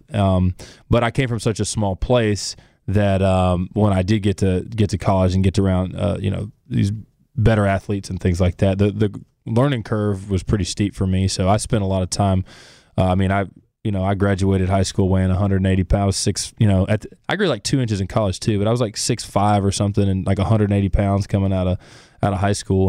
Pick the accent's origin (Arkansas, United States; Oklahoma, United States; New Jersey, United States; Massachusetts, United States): Arkansas, United States; Center Ridge; also born or lived in Florida Gulf Coast; I'm from Central Arkansas. I grew up there and on the Florida Gulf Coast with my mom